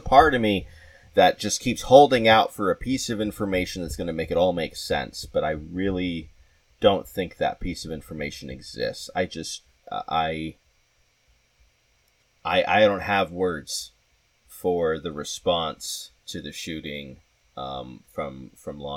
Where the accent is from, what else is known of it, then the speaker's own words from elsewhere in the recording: Southwest, United States; now in New York, United States; I'm from the Southwest